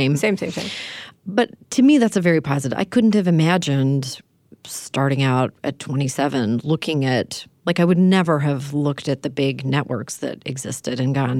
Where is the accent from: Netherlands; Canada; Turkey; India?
Canada; I'm from Canada.